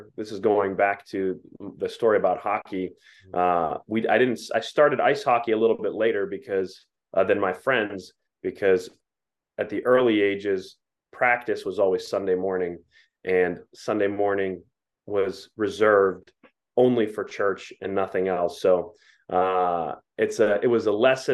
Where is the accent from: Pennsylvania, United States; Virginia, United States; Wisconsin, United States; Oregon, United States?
Pennsylvania, United States; Pittsburgh; also born or lived in Ohio; I was born in Ohio, but soon after I was born, my family settled down in southwestern Pennsylvania and grew up in the suburbs